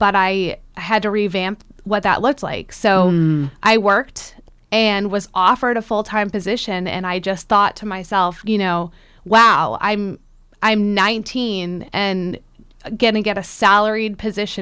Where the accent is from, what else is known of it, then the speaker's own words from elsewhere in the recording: Centerville, Massachusetts, United States; moved away; I grew up in Centerville, which is in the town of Barnstable, so right in the middle of the Cape